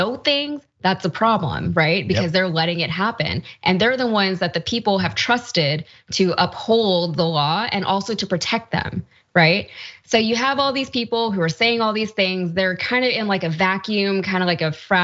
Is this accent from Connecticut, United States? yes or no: yes; Connecticut, United States; The town I grew up in Connecticut